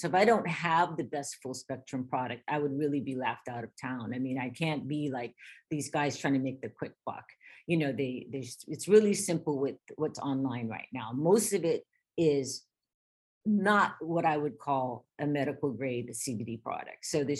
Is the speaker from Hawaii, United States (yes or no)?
yes; Hawaii, United States; I'm born and raised in Hawaii for generations.